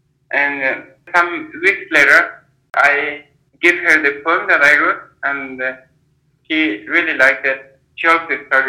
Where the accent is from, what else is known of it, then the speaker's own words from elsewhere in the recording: Afghanistan; moved away as an adult; now in India; I'm from Afghanistan, and right now I'm staying in India, studying social entrepreneurship course